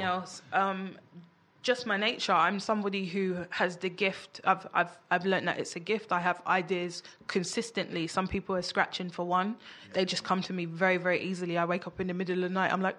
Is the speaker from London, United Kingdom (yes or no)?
yes; London, United Kingdom; I grew up in Peckham, like notorious for gang culture